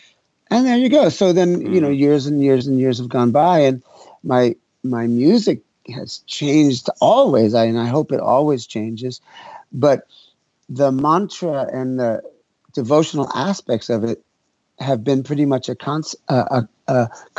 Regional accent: New York City, New York, United States; moved away; also born or lived in Oregon / San Francisco Bay Area; I grew up in New York City. I'm 65 now, so I grew up, I was a teenager in the 60s in New York.

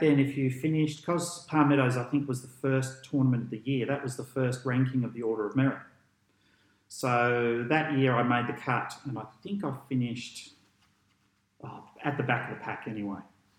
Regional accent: Port Fairy, Victoria, Australia; born there; Born in Port Fairy in Victoria. That's just a lovely little place on the Great Ocean Road there.

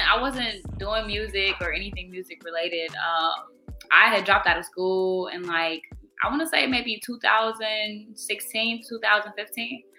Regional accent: Chicago, Illinois, United States; also born or lived in Evergreen Park / Blue Island; I'm from the South Side. Um, I was born at Evergreen Park, and kind of just out south, like my whole life, pretty much.

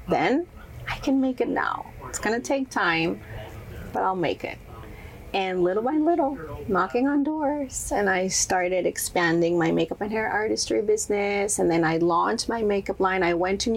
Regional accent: Monterrey, Nuevo León, Mexico; first language Spanish; English is a second language; moved away as an adult; now in United States; I was born and raised in Monterrey, Mexico, and I started modeling when I was around 16 years old.

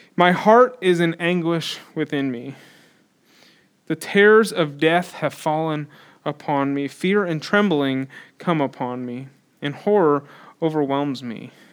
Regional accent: United States; we're American

